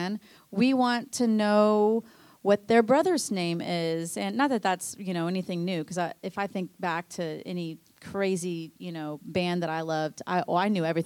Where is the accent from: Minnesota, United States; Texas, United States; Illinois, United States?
Texas, United States; Dallas; moved away as an adult; also born or lived in California; I'm from Dallas.